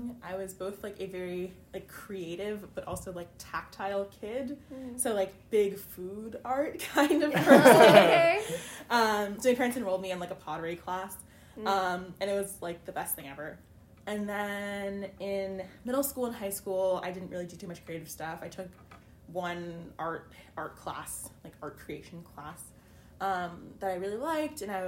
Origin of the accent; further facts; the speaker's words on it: Connecticut, United States; I'm from Connecticut, so not too far from here